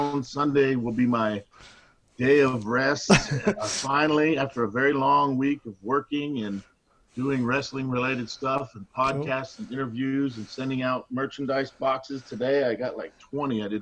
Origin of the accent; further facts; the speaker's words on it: Miami, Florida, United States; also born or lived in California; I grew up in Miami, Florida